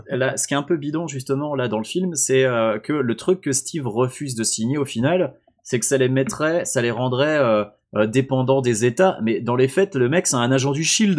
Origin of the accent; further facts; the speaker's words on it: France; je suis français